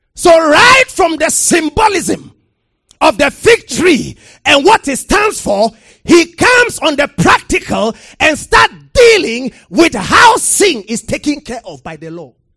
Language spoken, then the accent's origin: English; Ghana